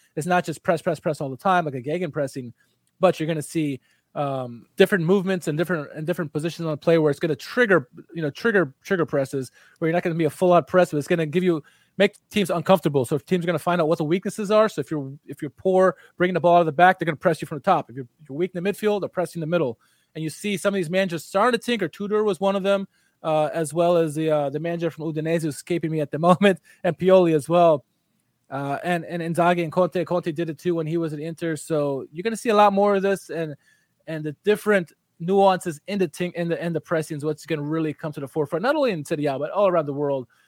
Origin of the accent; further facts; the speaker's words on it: United States; as an American